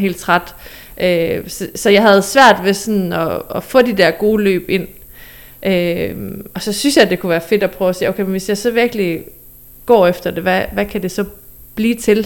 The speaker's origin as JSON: {"language": "Danish", "area": "Southern Jutland", "region": "Southern Denmark", "country": "Denmark", "said": "nede fra Sønderjylland, hvor jeg er fra"}